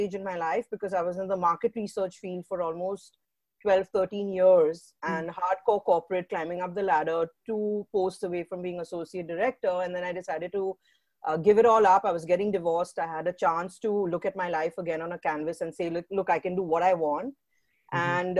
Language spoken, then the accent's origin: English; India; also born or lived in England / United States / Mumbai; I grew up in India and was born in England, grew up in India.